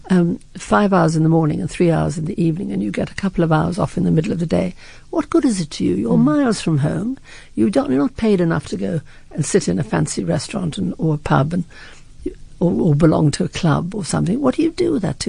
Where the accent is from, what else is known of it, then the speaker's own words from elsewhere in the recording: Scotland, United Kingdom; I'm too Scottish